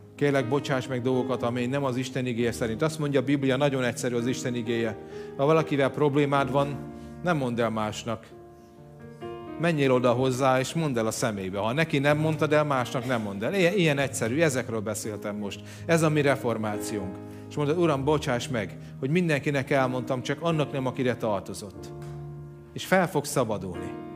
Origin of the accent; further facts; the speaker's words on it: Hungary; Tudom, hogy magyarok vagyunk